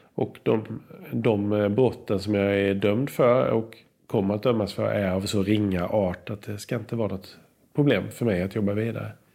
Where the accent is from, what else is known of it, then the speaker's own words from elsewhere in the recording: Sweden; jag är född i Sverige